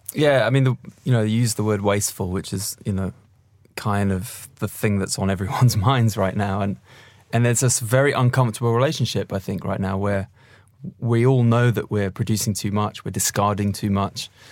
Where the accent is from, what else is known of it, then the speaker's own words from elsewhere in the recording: London, United Kingdom; I'm a Londoner